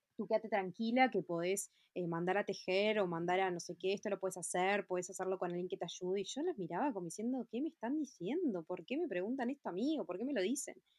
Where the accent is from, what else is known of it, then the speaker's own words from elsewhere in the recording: Montevideo, Uruguay; yo nací en Montevideo, 16 de octubre del 86, tengo 33 años.